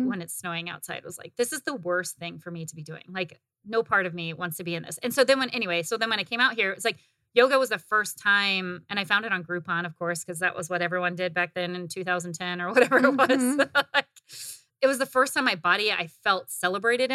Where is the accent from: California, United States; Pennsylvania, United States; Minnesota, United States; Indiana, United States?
Indiana, United States; Northern; moved away as an adult; now in Arizona, United States; growing up in the Midwest, and maybe it was just like where I grew up in the Midwest in Northern Indiana